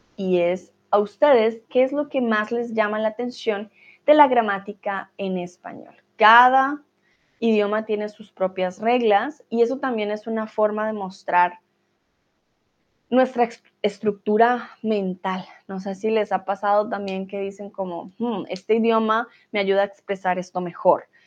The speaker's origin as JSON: {"language": "Spanish", "country": "Colombia"}